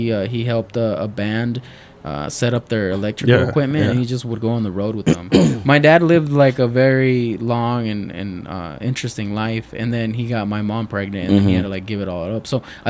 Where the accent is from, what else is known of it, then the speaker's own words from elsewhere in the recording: Culiacán, Sinaloa, Mexico; We're from Culiacán, Sinaloa. And Sinaloa. Yeah, there's a lot of cartels over there.